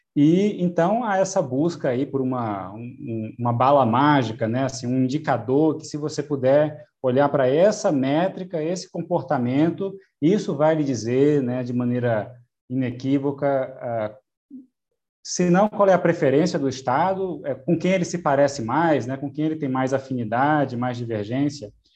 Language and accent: Portuguese; Brazil; nós aqui, aqui né, como brasileiros